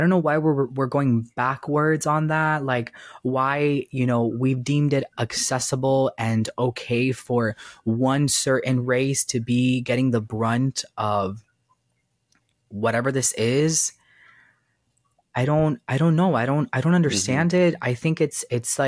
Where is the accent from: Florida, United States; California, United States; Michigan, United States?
Florida, United States; Miami; also born or lived in Cuba; I was born in Cuba, but I'm from Florida. I was raised in the South. Like, so I thankfully was raised in Miami